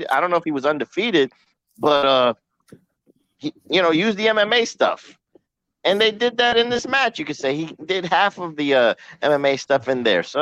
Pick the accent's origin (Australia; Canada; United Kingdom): Canada; That's true. I'm Canadian.